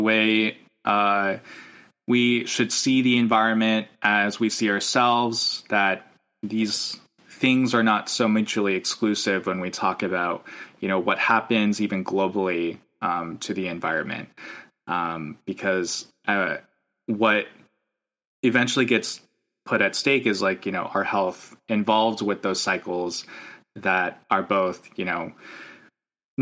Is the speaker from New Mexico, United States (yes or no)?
yes; Farmington, New Mexico, United States; now in New Haven, United States; I grew up in a town called Farmington, New Mexico